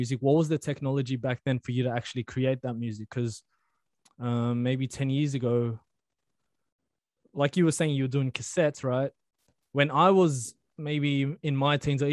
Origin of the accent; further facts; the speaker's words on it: Sydney, New South Wales, Australia; I grew up in Western Sydney, or I live in Western Sydney still